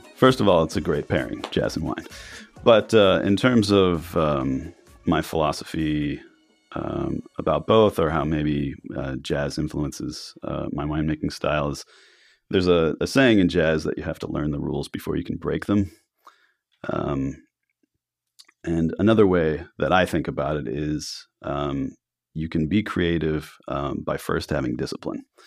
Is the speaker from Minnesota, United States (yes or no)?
no; Miami, Florida, United States; also born or lived in New York / Italy / France; now in Oregon, United States; I grew up in Miami, um, and I'd lived in New York